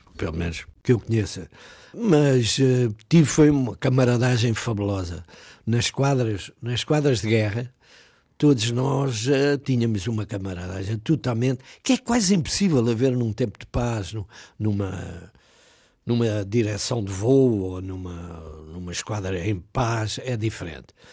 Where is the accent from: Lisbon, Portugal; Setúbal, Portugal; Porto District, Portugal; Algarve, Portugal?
Lisbon, Portugal; Alverca do Ribatejo; moved away as an adult; a minha terra é a Alverca de Ribatejo